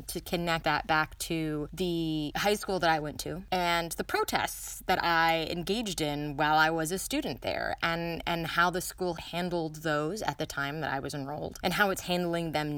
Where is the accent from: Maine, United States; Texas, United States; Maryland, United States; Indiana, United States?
Maryland, United States; this high school is in what is now very definitely suburban D.C. Not actually in D.C., but in Maryland